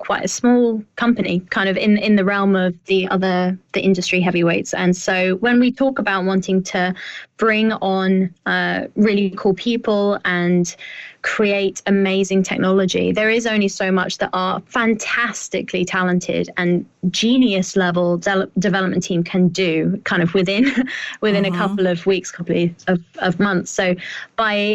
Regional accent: United Kingdom; I sound even more like that as a Brit

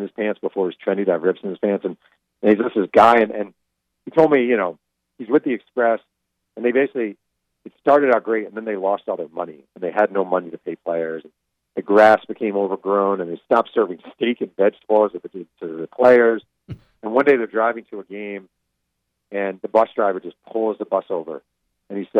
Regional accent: New York, United States; I grew up in New York

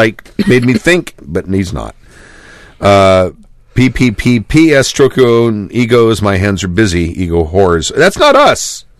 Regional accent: South Australia, Australia; born there; it, South Australia, I was born.

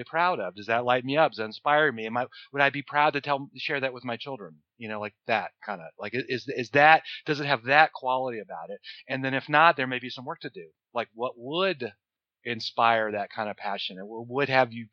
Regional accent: New Orleans, Louisiana, United States; I'm from New Orleans

